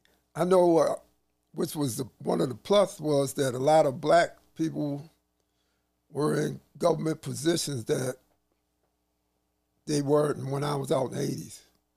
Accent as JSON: {"language": "English", "town": "Baltimore", "region": "Maryland", "country": "United States", "tie": "born or raised there", "also_born_or_lived": "North Carolina", "said": "I was born in North Carolina. My family moved up here when I was 3 months old. Okay. And Baltimore is all I know."}